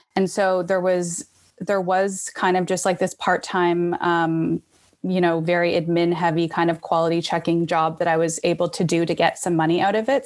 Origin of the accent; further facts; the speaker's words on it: Toronto, Ontario, Canada; also born or lived in Vancouver / Halifax / New York; I was born and raised in Toronto